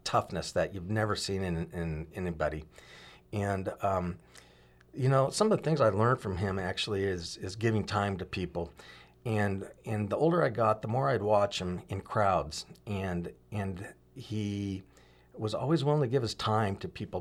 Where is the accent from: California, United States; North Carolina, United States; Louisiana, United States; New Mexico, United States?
California, United States; Huntington Beach; also born or lived in Compton, California / Oregon; in my early childhood, um, lived in Orange County in the Huntington Beach area. Then we moved up to Oregon, uh, actually when I was in third grade